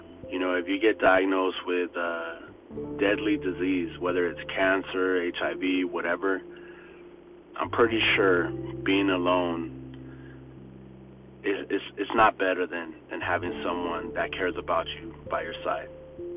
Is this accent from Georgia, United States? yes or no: no; LA area, Orange County area, Southern California, United States; growing up in Southern California, LA area, Orange County area